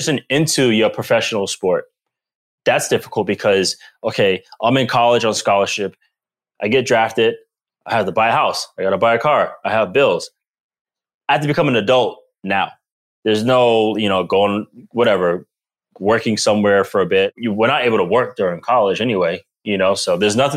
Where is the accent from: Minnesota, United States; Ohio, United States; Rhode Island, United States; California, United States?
Rhode Island, United States; Providence; moved away as an adult; also born or lived in Boston / Green Bay; I grew up in Providence, Rhode Island. I am from the East Coast, born and raised